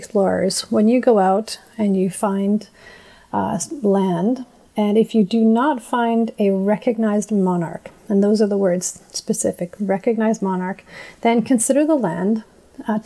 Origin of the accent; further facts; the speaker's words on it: Nadleh Whut'en First Nation, northern British Columbia, Canada; I'm native. And I said, I'm from Notley. And I've always been very proud of being from Notley